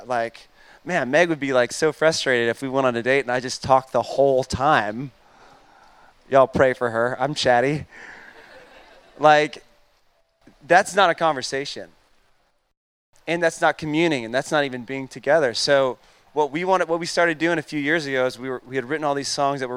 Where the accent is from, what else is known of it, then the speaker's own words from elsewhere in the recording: Atlanta, Georgia, United States; I'm born and raised in Atlanta